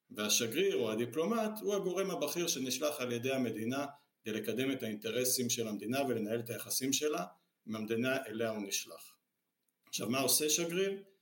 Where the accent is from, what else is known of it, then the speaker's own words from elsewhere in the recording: Ra'anana, Central District, Israel; במקור אני גדלת, נולדתי וגדלתי כל חיי ברעננה, ועברתי לפה רק אחרי שהתחתנו.